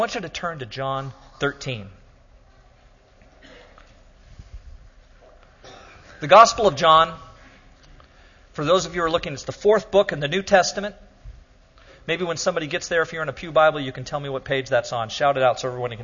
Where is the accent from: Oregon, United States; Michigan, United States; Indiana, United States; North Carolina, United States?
Oregon, United States; I'm from Oregon